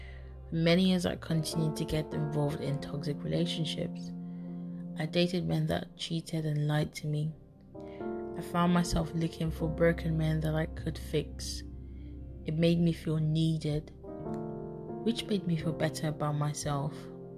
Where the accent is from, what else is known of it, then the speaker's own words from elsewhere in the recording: Baltimore, Maryland, United States; I was raised in Baltimore, Maryland, by my biological father. We moved places numerous times and, as such, never had much stability.